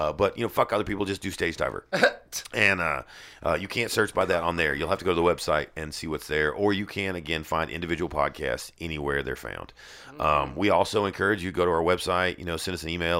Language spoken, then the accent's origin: English; the South, United States; I'm from the South.